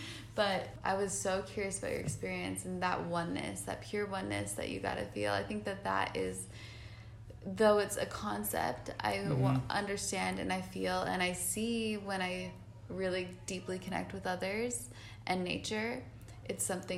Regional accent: Utah, United States; I grew up in Utah

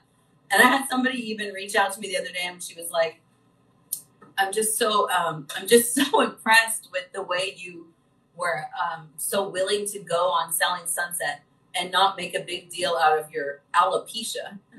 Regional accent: Midwest, United States; growing up in the Midwest and just being like that nurturing child and caring for little ones from a very young age

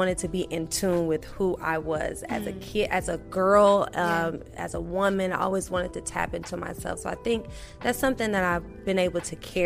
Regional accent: Milwaukee, Wisconsin, United States; now in Atlanta, United States; I grew up, I'm from Milwaukee, Wisconsin, small town gal

